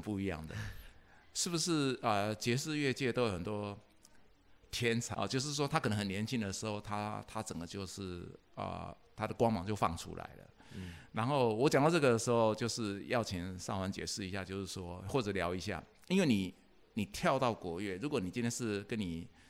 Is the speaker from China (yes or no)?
no; Nantou County, Taiwan; 我在南投长大